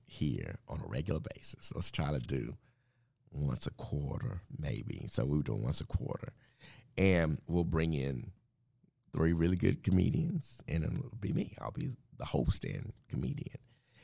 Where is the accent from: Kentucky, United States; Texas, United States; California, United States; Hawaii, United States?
Texas, United States; Dallas; I grew up in Wynwood Hills, that part of Oak Cliff